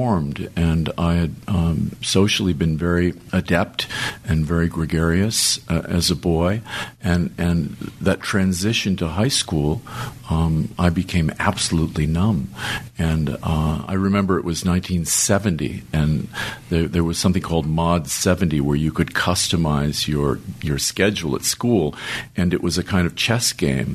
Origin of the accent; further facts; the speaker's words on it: Beverly Hills, California, United States; I grew up in Beverly Hills, impoverished, so to speak